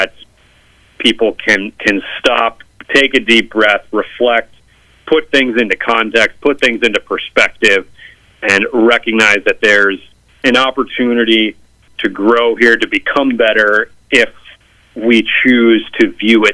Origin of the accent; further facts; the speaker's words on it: St. Louis, Missouri, United States; moved away as an adult; now in Washington, D.C., United States; I'm originally from Missouri, from St. Louis, but I live in Washington, D.C. now